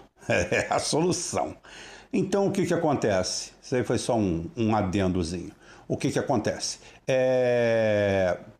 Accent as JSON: {"language": "Portuguese", "country": "Brazil", "said": "nós somos brasileiros"}